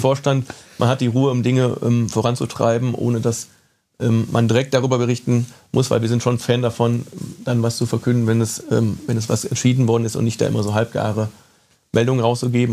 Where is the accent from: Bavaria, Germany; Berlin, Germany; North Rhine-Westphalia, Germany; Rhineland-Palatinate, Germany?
North Rhine-Westphalia, Germany; Cologne; Ich bin gebürtiger Kölner